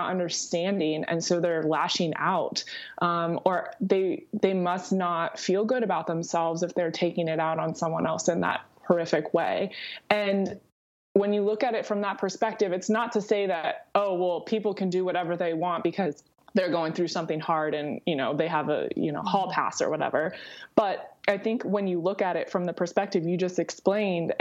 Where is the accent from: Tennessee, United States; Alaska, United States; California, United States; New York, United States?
California, United States; Southern; I grew up in Southern California